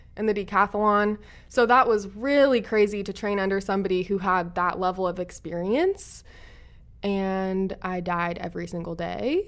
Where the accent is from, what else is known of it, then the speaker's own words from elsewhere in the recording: Oregon, United States; moved away as an adult; now in California, United States; I grew up in Oregon